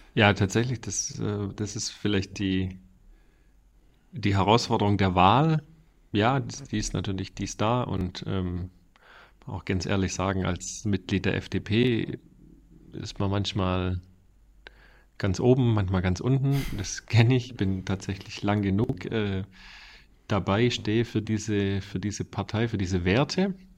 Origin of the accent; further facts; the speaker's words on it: Reutlingen, Baden-Württemberg, Germany; accent: Swabian; moved away as an adult; also born or lived in Stuttgart; now in Ostfildern, Germany; ich komme aus der Reutlingen, Reutlinger Metzinger Ecke, da bin ich mhm. aufgewachsen